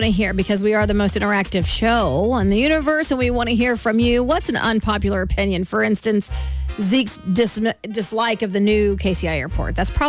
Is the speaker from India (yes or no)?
no; Kansas City, Missouri, United States; we're from Kansas City.